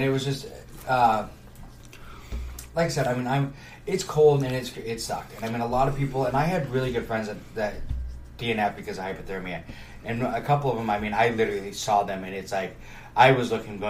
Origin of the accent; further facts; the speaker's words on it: Washington, United States; I grew up in Washington.